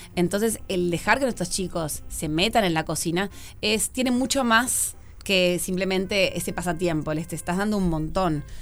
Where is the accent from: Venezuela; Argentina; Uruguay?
Uruguay; Montevideo; soy muy montevideana